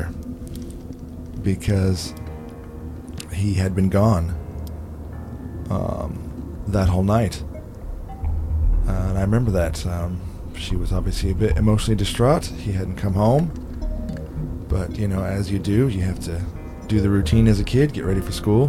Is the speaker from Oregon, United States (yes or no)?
no; Arizona, United States; growing up in Arizona near the Colorado River